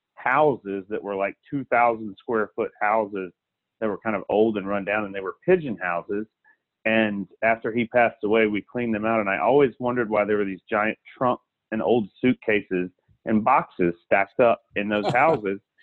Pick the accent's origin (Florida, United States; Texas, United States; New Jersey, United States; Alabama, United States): Alabama, United States; South; when I was a child, I grew up in South Alabama